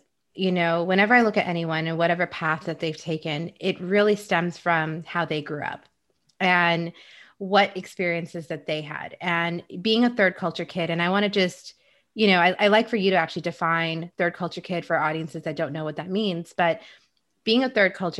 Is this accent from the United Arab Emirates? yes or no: yes; Dubai, United Arab Emirates; also born or lived in Egypt / Saudi Arabia; now in United States; being Indian myself, but then I never grew up in India, and growing up in Egypt and in Saudi Arabia and Dubai and all those places, and then moving to the States